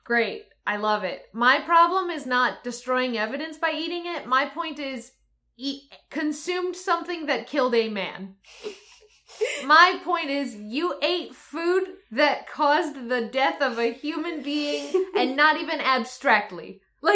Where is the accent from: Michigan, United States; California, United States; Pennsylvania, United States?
Michigan, United States; I'm from Michigan.